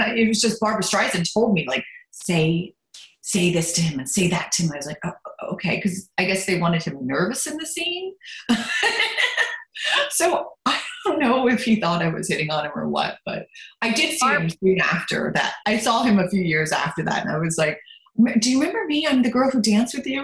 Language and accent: English; Lancaster, Pennsylvania, United States; first language German; English is a second language; also born or lived in Baltimore, Maryland / Germany; I grew up in Lancaster. I was born in Baltimore, Maryland